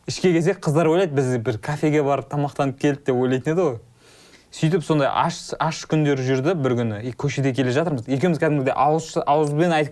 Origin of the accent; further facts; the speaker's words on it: Kazygurt, Turkistan Region, Kazakhstan; moved away; екеуміздің негізі балалық шағымыз ұқсас өйткені сен жетісайдансың мен қазығұрттанмын